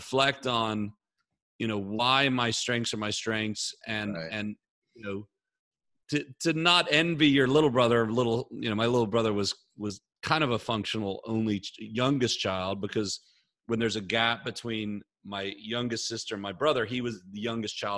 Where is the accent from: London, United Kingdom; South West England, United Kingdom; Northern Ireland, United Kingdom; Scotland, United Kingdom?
Northern Ireland, United Kingdom; Belfast; moved away; also born or lived in West Point, New York; I was born in 1978 in Belfast, Northern Ireland, in the middle of a war zone, to an Englishman, my father, who married an American woman, my mother, from Minnesota